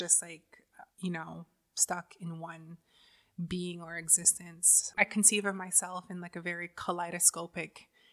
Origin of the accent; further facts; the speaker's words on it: Six Nations, Ontario, Canada; I grew up on reserve. I grew up on Six Nations on the res